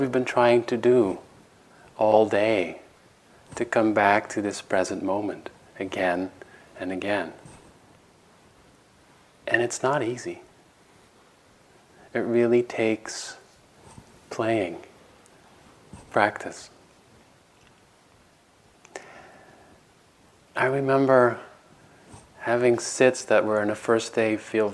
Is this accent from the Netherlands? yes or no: yes; Netherlands; moved away; I have a meditation teacher in Holland, in my home country